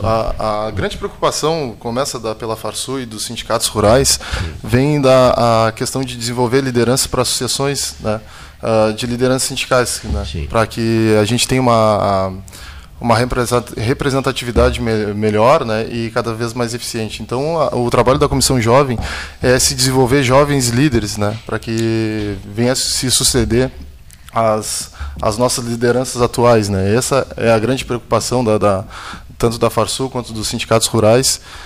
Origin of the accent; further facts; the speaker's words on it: Rio Grande, Rio Grande do Sul, Brazil; now in Pelotas, Brazil; Eu sou, sou de Pelotas, mas natural de Rio Grande